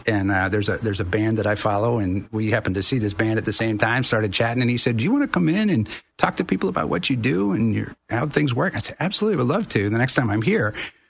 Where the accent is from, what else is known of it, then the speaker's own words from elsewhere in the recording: Tampa, Florida, United States; moved away as an adult; also born or lived in San Juan, Puerto Rico; now in Spain; I'm not from Orlando, but I grew up in Florida, so I'm from the Tampa Bay area.